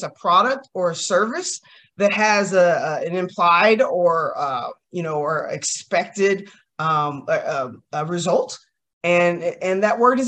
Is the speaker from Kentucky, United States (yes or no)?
yes; Kentucky, United States; I'm from Kentucky